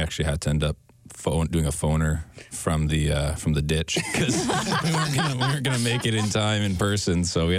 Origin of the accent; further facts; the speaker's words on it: London, Ontario, Canada; We're from London.